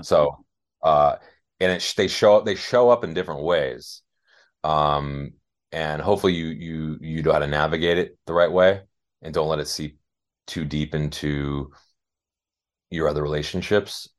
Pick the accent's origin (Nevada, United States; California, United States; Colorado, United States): California, United States; Los Angeles; born or raised there